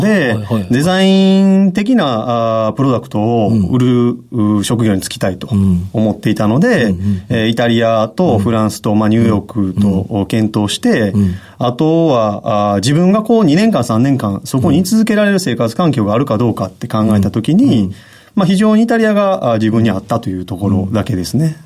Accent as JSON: {"language": "Japanese", "region": "Hyogo", "country": "Japan", "tie": "born or raised there", "said": "兵庫県です"}